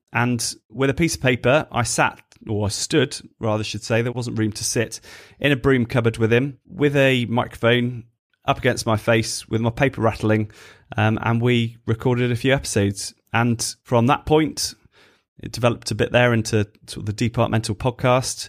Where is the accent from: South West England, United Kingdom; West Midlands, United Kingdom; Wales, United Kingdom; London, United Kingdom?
West Midlands, United Kingdom; Stratford-upon-Avon; moved away as an adult; also born or lived in Birmingham; now in Bristol, United Kingdom; growing up in Stratford, so not too far from Birmingham